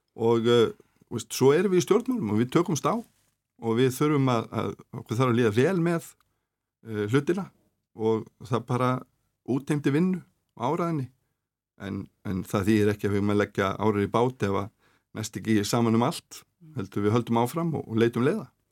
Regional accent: Reykjanesbær, Southern Peninsula, Iceland; ég get bara tekið dæmið úr mínum heimabæ e, ég er e, var í fjölbjörnsskóla Suðunísja

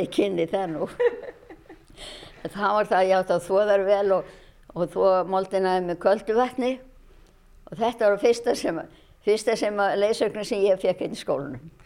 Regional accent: Ísafjörður, Westfjords, Iceland; Ég er frá Ísafjörði, ég er fætt á uppælarnu og hef alltaf búið hér.

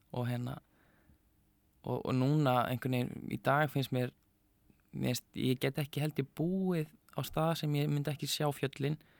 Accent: Neskaupstaður, Eastern Region, Iceland; ég er frá Neskjöpstað og hérna fættur þar og upp alveg og mjög gott að búa Neskjöpstað.

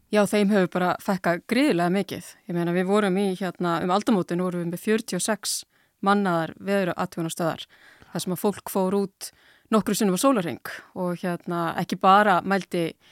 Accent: Iceland

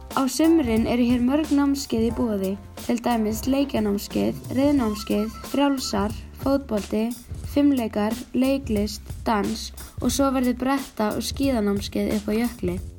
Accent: Höfn, Eastern Region, Iceland; við erum frængur og komum frá Hotnaferði sem er á Suðausturlandi.

